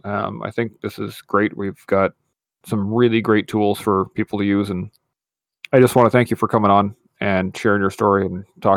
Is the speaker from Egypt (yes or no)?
no; Canada; I am the Canadian veteran and I should be the best one in the room, blah, blah, blah.